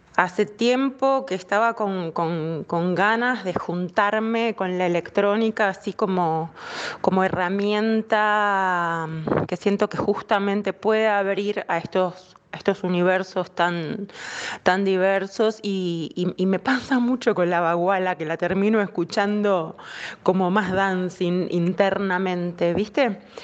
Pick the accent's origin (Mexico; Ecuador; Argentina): Argentina; La Plata, Buenos Aires Province; en la ciudad de La Plata, que es mi ciudad natal, La Plata, Argentina